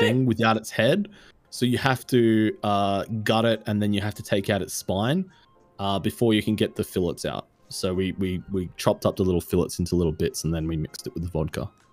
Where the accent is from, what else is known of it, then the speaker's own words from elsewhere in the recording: Australia; I am Australian